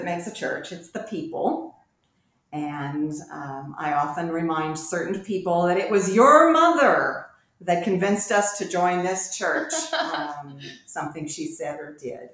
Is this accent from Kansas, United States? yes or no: yes; Lawrence, Kansas, United States; also born or lived in Washington, D.C.; now in Williamsburg, United States; I'm from Lawrence, Kansas. And I grew up in a church that is part of the United Church of Christ